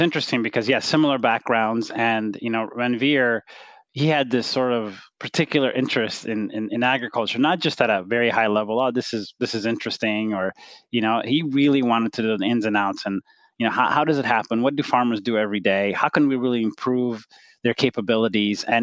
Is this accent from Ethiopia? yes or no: yes; Ethiopia; moved away; I grew up in Ethiopia.